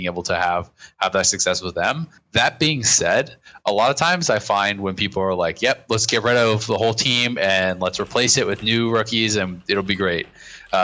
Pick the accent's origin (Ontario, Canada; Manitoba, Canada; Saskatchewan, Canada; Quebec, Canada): Ontario, Canada; Kingston; I grew up in Kingston, so not that far away